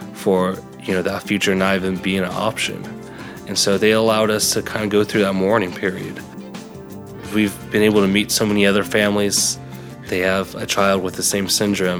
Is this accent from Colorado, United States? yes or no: yes; Longmont, Colorado, United States; moved away as an adult; also born or lived in Sasebo, Japan; I grew up in Longmont, Colorado